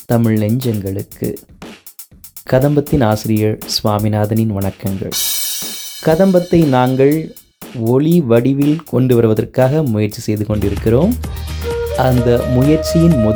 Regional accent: Vembakkam, Tamil Nadu, India; also born or lived in Kanchipuram; நான் கோயில் நகரம் என்றழைக்கப்படும் காஞ்சிபுரத்தின் அருகில் இருக்கும் வெம்பாக்கம் என்ற ஊரில் பிறந்து வளர்ந்தேன்

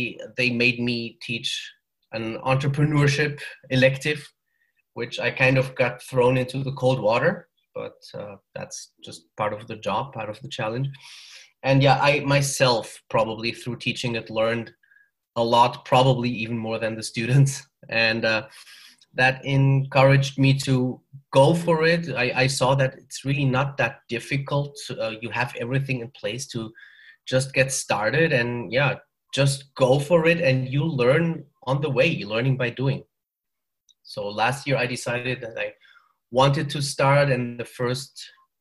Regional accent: Germany; accent: German; also born or lived in northern Mexico; now in Mexico; I'm from Germany originally. So I think you can hear that from the accent. But I'm living in northern Mexico

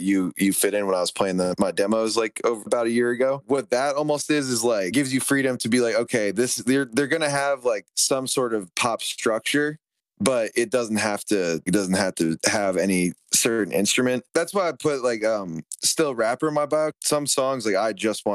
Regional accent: Somerset County, New Jersey, United States; moved away as an adult; now in California, United States; I grew up in Somerset County, New Jersey

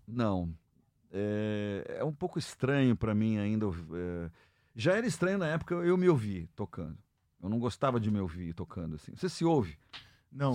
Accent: Brazil; nós somos brasileiros e tocamos, tocamos gêneros brasileiros

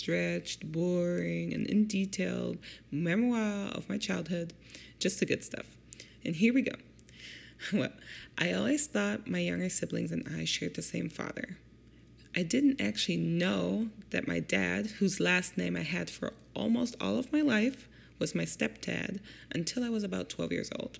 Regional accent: Germany; now in Detroit, United States; I grew up in Germany with my German single mom

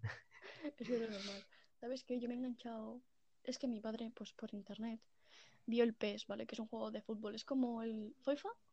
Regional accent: Catalonia, Spain; yo como buena catalana que soy

